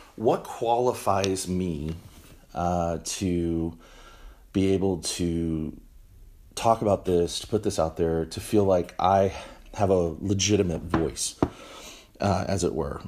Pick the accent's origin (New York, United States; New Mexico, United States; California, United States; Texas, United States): Texas, United States; also born or lived in Washington, D.C.; we moved back to Texas, um, which is my home. This is where I'm from.